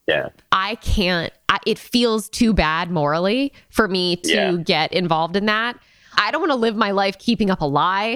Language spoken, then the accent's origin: English; Connecticut, United States; I grew up in, I'm from Connecticut